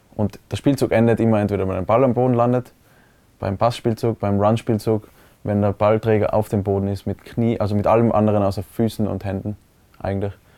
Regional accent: Innsbruck, Tyrol, Austria; also born or lived in Hall in Tirol; ich habe in Innsbruck immer gewohnt, aber geboren bin ich in Hall

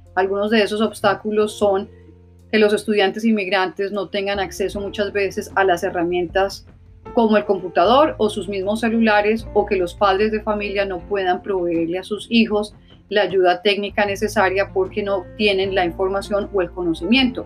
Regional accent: La Guajira, Colombia; also born or lived in Newark, New Jersey; now in New Jersey, United States; en el área de La Guajira, en Colombia, de donde soy originalmente

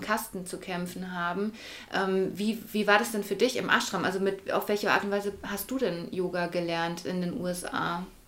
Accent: Würzburg, Bavaria, Germany; die wir ja eher so mit dem christlichen, katholischen mhm. Äh, Glauben aufgewachsen sind in Deutschland.

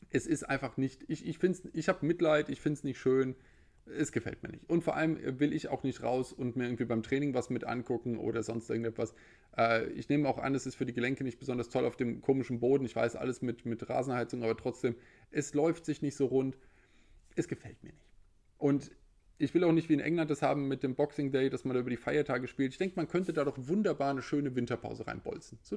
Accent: Frankfurt, Hesse, Germany; Ich als Frankfurter spreche da als quasi äh, Nutznießer der Situation.

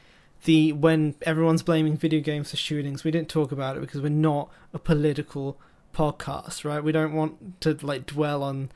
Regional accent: United Kingdom; accent: British; they hear my British accent

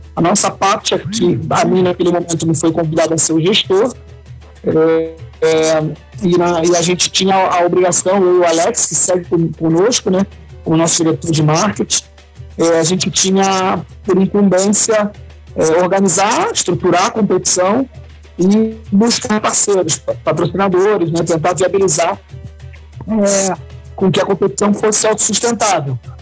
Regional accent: Rio Grande do Sul, Brazil; aqui no nosso estado

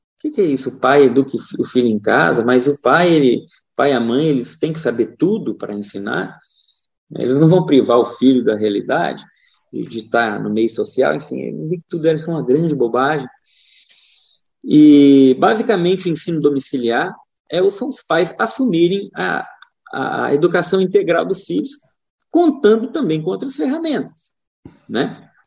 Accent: Divinópolis, Minas Gerais, Brazil; moved away as an adult; also born or lived in São Paulo; now in Rio Grande do Sul, Brazil; Sou mineiro do interior de Minas, cidade chamada Divinópolis

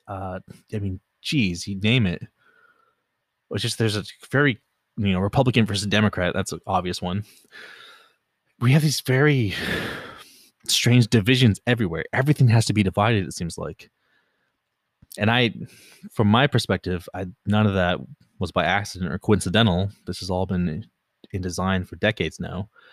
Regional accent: Los Angeles, California, United States; I was born in California, born and raised in California. Pretty much lived in L A the vast majority of my life, the L, general L A area.

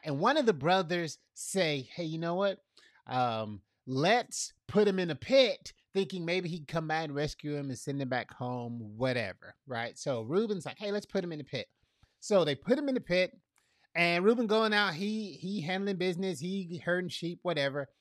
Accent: Fort Myers, Florida, United States; now in Tampa, United States; I'm from Fort Myers, I'm a Fort Myers boy

